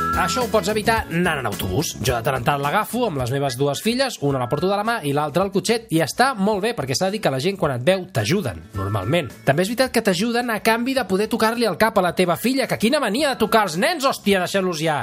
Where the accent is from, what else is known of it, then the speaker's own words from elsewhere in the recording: Sabadell, Catalonia, Spain; jo sóc de Sabadell